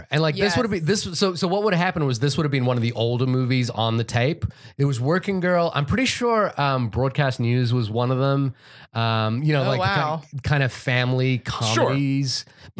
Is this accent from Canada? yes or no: no; Fiji; I know the movie that got a lot of rotation when I was growing up in Fiji was Michael Jackson's Moonwalker.